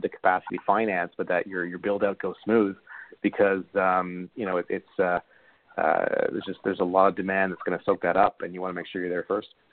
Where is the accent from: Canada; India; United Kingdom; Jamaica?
Canada; as a Canadian